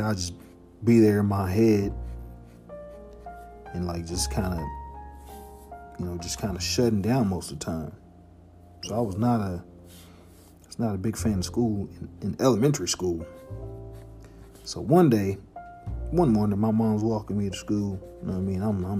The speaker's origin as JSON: {"language": "English", "town": "Harvey", "region": "Illinois", "country": "United States", "tie": "born or raised there", "said": "And yeah, man, family was a big part of my life growing up. Like, growing up in Harvey, I was the baby"}